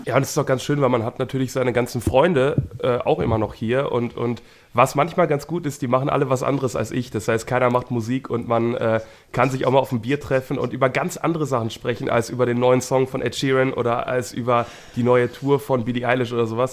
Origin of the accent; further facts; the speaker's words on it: Wuppertal, North Rhine-Westphalia, Germany; ich bin in Wuppertal geboren und ich arbeite aber ganz viel in Bochum